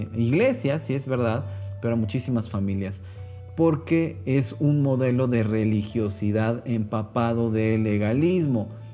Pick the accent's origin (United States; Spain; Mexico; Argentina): Mexico; yo soy mexicano